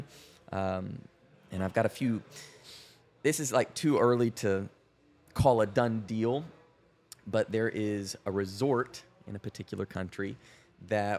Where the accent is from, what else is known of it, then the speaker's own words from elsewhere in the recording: West Texas, United States; some West Texas kid who started with the camera